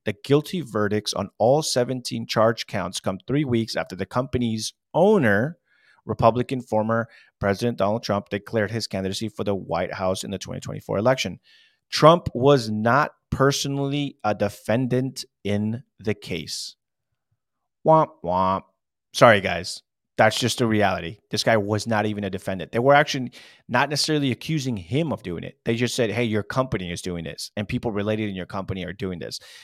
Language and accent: English; California, United States; I'm from California